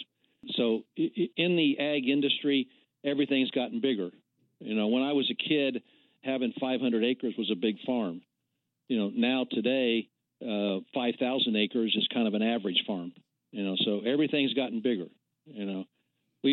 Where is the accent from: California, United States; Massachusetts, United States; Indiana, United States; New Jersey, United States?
Indiana, United States; Henry County; our farms are in central Indiana, south of Anderson, Indiana, west of Newcastle, Indiana. We're out in Henry County, Indiana